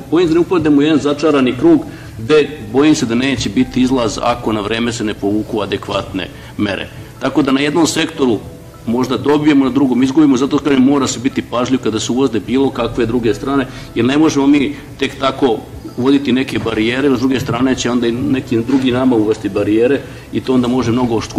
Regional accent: Vojvodina, Serbia; Ja dolazim iz Vojvodine

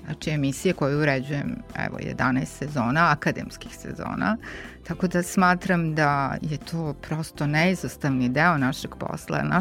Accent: Senta, Vojvodina, Serbia; moved away as an adult; now in Novi Sad, Serbia; jer sam rođena, odrasla u Senti do svoje 19. godine, tamo sam živela, ali na svu sreću mogu konačno mom mužu da natrljam na nos da živim mnogo duže u Novom Sadu nego što sam živela u Senti

